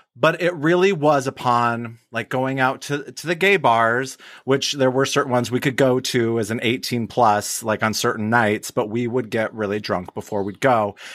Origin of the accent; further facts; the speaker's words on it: Wyoming, United States; now in Hazel Park, United States; I grew up in Wyoming